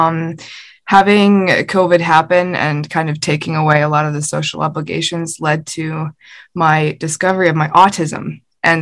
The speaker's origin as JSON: {"language": "English", "town": "Chicago", "region": "Illinois", "country": "United States", "tie": "born or raised there", "also_born_or_lived": "Port Jefferson, New York / Oklahoma", "moved": "yes", "lives_now": "Saskatoon, Canada", "said": "I was actually born on Long Island, New York, in a town called Port Jefferson. I grew up in Chicago before my family emigrated to Saskatoon"}